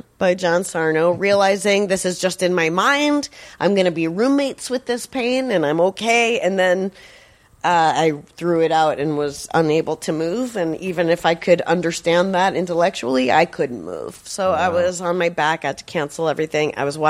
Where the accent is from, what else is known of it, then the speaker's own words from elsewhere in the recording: Boston, Massachusetts, United States; I say gay. I'm from Boston. I say gay.